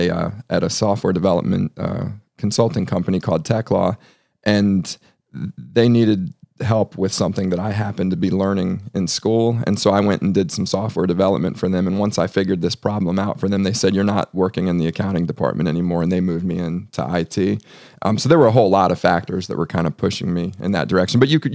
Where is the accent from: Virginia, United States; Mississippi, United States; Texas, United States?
Virginia, United States; Ashburn; also born or lived in Alexandria; So I grew up in Northern Virginia. Mm-hmm. I'm born in Alexandria and moved out to the suburbs at a pretty young age. I grew up in Ashburn, Virginia.